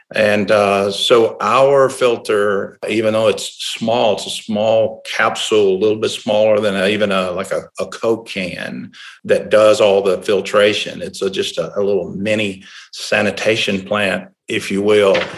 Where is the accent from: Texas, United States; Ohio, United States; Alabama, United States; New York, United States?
Alabama, United States; Tuscaloosa; I was born and raised in Tuscaloosa